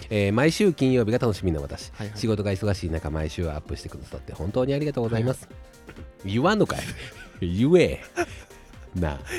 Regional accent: Osaka, Japan; 僕ら大阪人やから

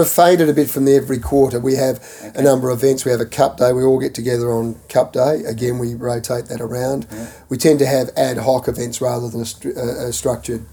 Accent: Kilsyth, Victoria, Australia; also born or lived in England / Toorak / Hampton; I grew up on uh, in Kilsyth, uh, in an area in Kilsyth which was 10 acres upwards

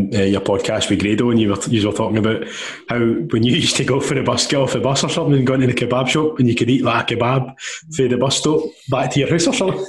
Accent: Glasgow, Scotland, United Kingdom; I was in Milton, I grew up in Milton.

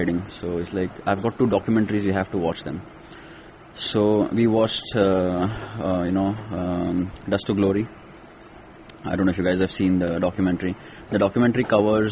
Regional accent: Kolhapur, Maharashtra, India; I grew up in Kolhapur.

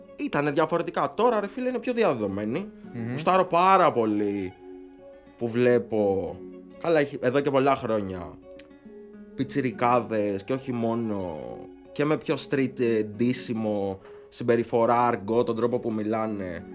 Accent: Chalcis, Central Greece, Greece

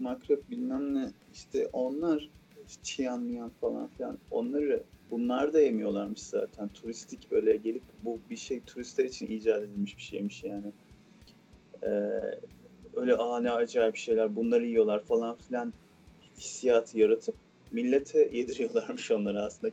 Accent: Aegean Region, Turkey; biz Egeliler e, sebze yemeğine et katmayız

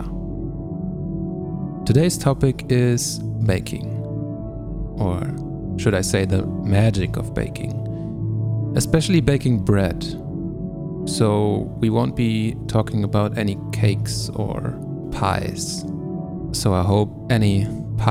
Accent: Germany; I am from Germany

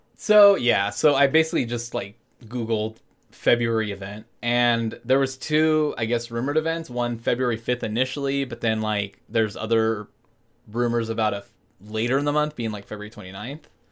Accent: Anaheim, California, United States; I grew up in Anaheim, California

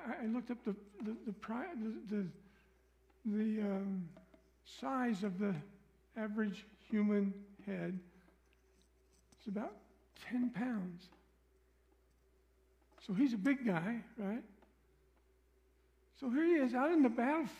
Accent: Missouri, United States; I'm from Missouri

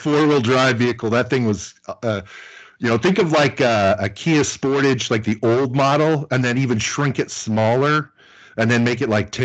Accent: Mexico City, Mexico; moved away as an adult; also born or lived in Luxembourg / Ireland / Austin; I grew up in Mexico City

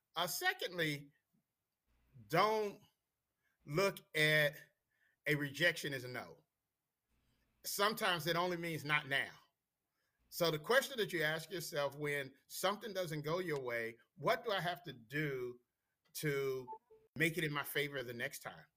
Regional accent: Washington, District of Columbia, United States; born and raised in D.C.

